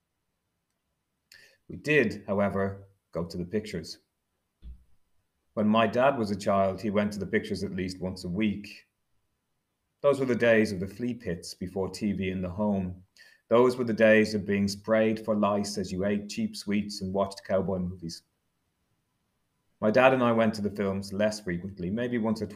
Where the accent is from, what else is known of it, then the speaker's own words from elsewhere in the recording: Dublin, Leinster, Ireland; I was growing up in Dublin in the 1970s and 80s